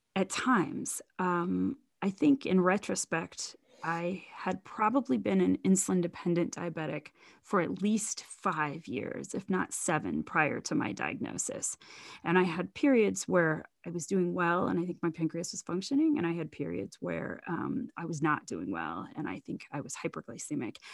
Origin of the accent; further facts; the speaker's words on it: Zanesville, Ohio, United States; also born or lived in Fort Worth, Texas / Columbus, Ohio / Gambier, Ohio; about sixty miles from my hometown of Zanesville